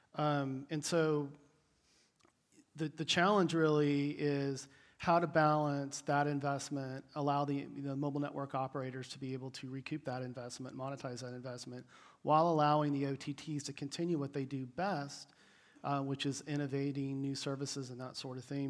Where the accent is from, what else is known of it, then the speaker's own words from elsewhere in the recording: United States; I'm an American, so it's about 5 a.m. my time